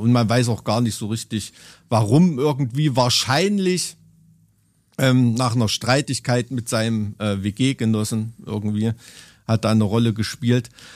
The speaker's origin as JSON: {"language": "German", "country": "Germany", "said": "sind wir als Deutsche"}